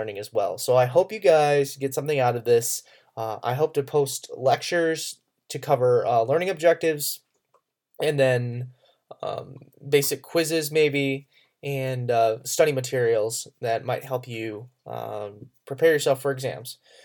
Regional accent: Western New York State, United States; moved away as an adult; also born or lived in Alabama; now in Harrogate, Tennessee, United States; I grew up in Western New York State

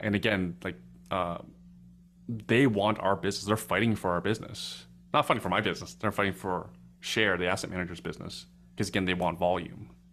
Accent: Canada

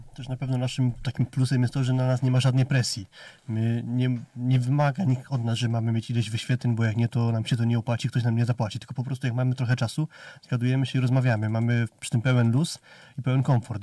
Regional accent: near Rzeszów, Subcarpathian Voivodeship, Poland; wychowałem się pod Rzeszowem

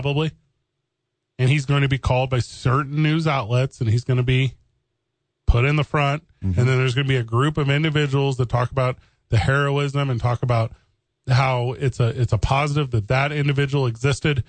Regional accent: Missouri, United States; moved away; I'm from Missouri.

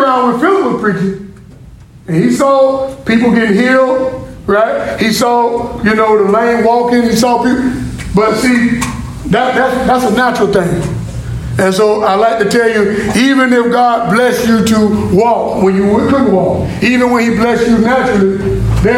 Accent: Florida, United States; I'm from Florida

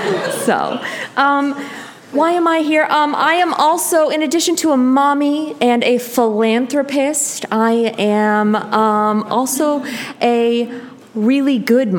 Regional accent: California, United States; I'm from Orange County, and.

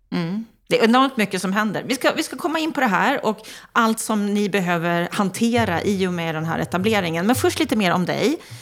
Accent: Norrland, Sweden; jag är norrlänning

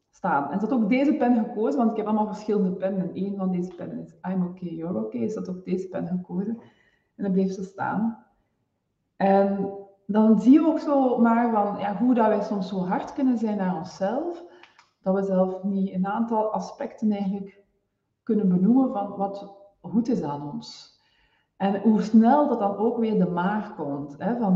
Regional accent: Flanders, Belgium; now in Netherlands

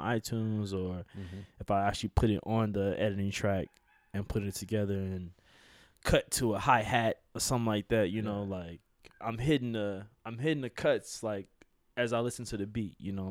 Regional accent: Chicago, Illinois, United States; I'm from Chicago

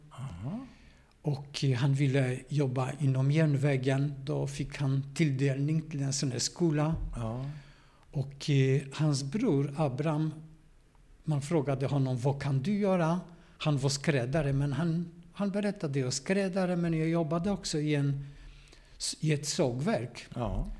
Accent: Szczecin, West Pomeranian Voivodeship, Poland; Swedish is a second language; moved away as an adult; now in Gothenburg, Sweden; Jag är född i Polen. Och eh, en stad som heter Stettin.

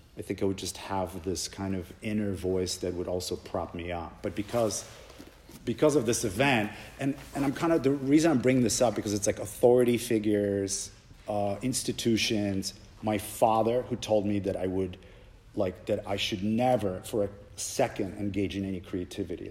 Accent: Poland; moved away; I grew up in Poland

